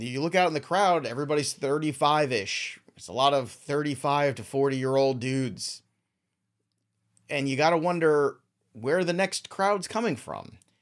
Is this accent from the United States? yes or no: yes; New York City, New York, United States; I'm from Brooklyn